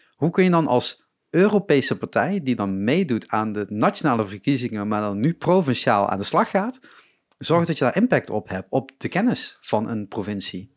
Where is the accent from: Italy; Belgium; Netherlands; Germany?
Netherlands; Limburg; Ik kom uit Limburg